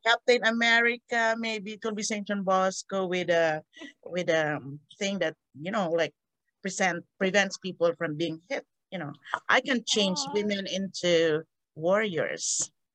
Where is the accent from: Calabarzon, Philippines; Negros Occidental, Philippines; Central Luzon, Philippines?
Negros Occidental, Philippines; Victorias; moved away; also born or lived in Iloilo, Panay; I'm from a, uh, a um, not really tiny, in an island of Panay, Iloilo. Um, but I didn't grow up there. My parent, my father was looking for a job and he got the, the idea of going to Negros Occidental. So my family transferred to Negros Occidental and we landed in, we settled in Victoria's Negros Occidental